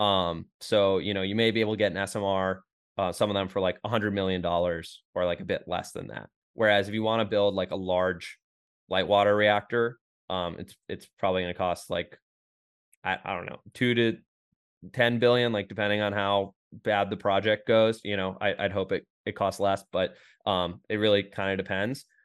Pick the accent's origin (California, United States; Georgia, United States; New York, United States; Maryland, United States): New York, United States; Rochester; moved away as an adult; now in Austin, United States; I'm from Rochester, New York, Western New York